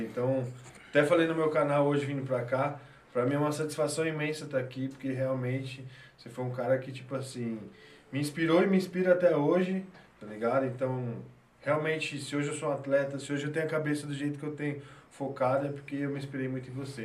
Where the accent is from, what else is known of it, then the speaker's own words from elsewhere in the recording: Marília, São Paulo, Brazil; moved away; a gente veio lá de Marília